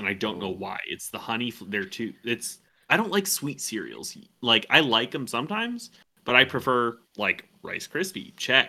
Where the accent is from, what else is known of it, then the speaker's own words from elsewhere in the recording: Pennsylvania, United States; moved away; after I moved away from Pennsylvania and got into a nicer area